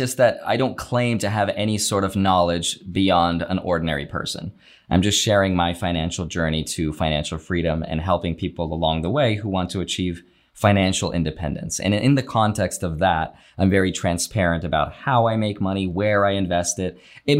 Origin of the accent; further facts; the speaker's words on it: Russia; English is a second language; now in United States; They're immigrants. So I came from Russia. I'm a circus kid. I used to travel with my parents.